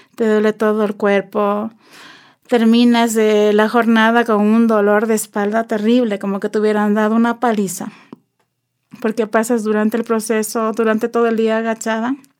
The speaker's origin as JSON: {"language": "Spanish", "town": "Ibarra", "region": "Imbabura", "country": "Ecuador", "tie": "born or raised there", "also_born_or_lived": "Spain", "moved": "as an adult", "said": "nací aquí en el Ecuador Em, en la ciudad de Ibarra"}